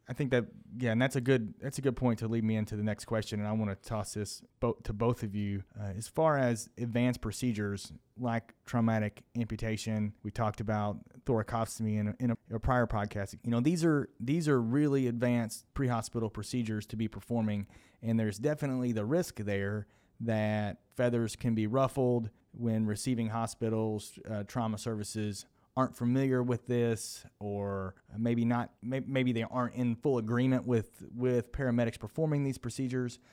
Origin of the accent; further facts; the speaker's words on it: Williamsburg, Kentucky, United States; moved away; I am from Williamsburg, Kentucky.